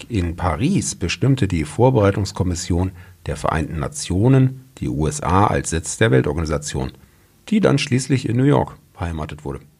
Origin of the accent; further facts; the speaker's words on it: Baden-Württemberg, Germany; Ich erinnere mich da schon ein bisschen dran und wir kommen ja beide auch aus dem Stuttgarter Raum.